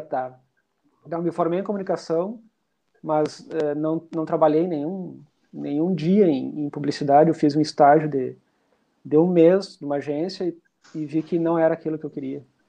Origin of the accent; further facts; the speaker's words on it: Rosário do Sul, Rio Grande do Sul, Brazil; now in Porto Alegre, Brazil; Eu sou de Rosário do Sul, mas eu moro aqui em Porto Alegre já faz tempo